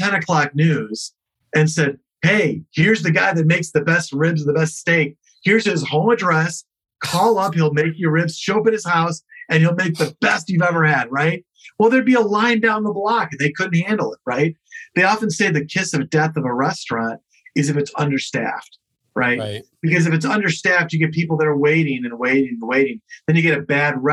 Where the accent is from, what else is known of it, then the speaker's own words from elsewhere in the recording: Chicago, Illinois, United States; now in New York, United States; I grew up in Chicago